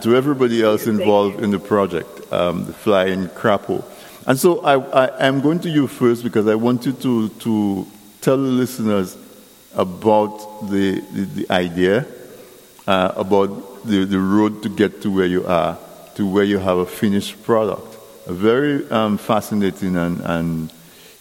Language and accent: English; Castle Bruce, Saint David Parish, Dominica; I grew up in Castle Bruce when there was no electricity